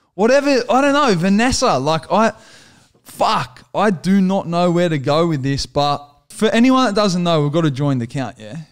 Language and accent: English; Australia; we're just Australian entertainers, good Aussie blokes